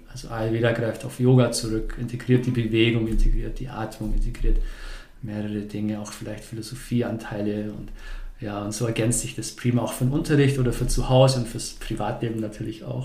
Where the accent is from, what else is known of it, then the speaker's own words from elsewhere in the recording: Bavaria, Germany; moved away; also born or lived in Stuttgart; ursprünglich komme ich, komme ich aus Bayern. Vielleicht hört man es noch ab und zu